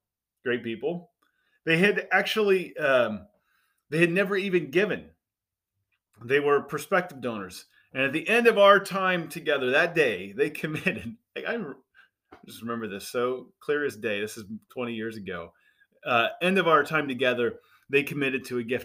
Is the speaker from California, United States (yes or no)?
no; Indiana, United States; moved away as an adult; I grew up in Indiana, simple background